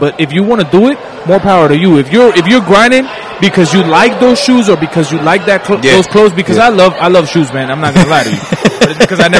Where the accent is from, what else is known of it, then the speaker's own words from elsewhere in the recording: New York, United States; now in Kansas City, United States; I'm from New York.